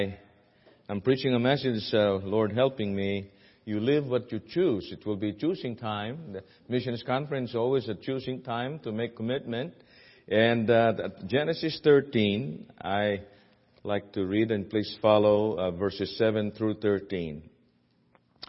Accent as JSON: {"language": "English", "country": "Philippines", "accent": "Filipino", "said": "my Filipino accent"}